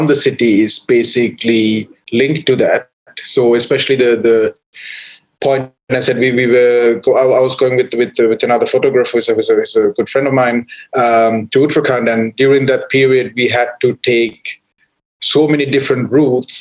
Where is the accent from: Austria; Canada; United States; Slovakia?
Austria; Vienna; moved away as an adult; also born or lived in Sri Lanka / London; now in New Delhi, India; when I was around 5 years old, I moved to Austria, Vienna, in the capital of Austria is Vienna. Moved to Austria and basically grew up there.